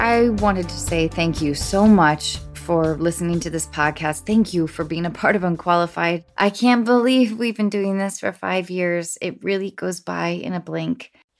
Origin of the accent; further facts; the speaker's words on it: Edmonds, Washington, United States; I felt ownership in my hometown of Edmonds, Washington.